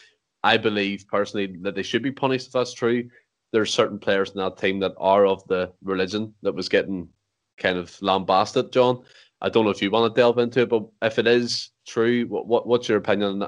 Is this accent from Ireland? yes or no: yes; Ireland; as an Irish man of that certain religion domain, it wasn't nice to see